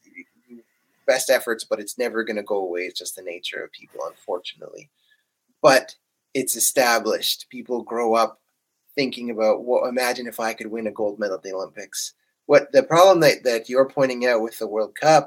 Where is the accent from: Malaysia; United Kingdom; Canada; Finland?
Canada; as a Canadian